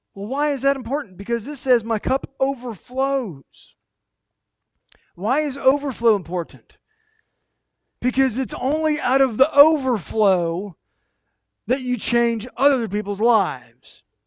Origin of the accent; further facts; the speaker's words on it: United States; We, as Americans, not just as American Christians, but as Americans